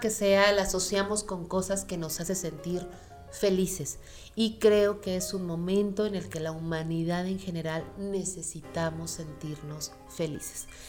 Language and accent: Spanish; Mexico; como mexicanos pues tenemos tradiciones muy bonitas y muy arraigadas